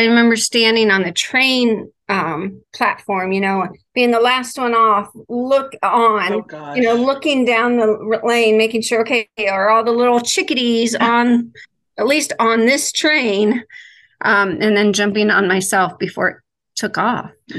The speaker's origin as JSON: {"language": "English", "region": "Ohio", "country": "United States", "said": "I am from Ohio."}